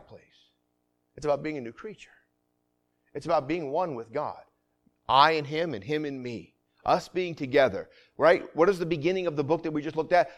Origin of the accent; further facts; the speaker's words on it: Vermont, United States; moved away; I grew up in Vermont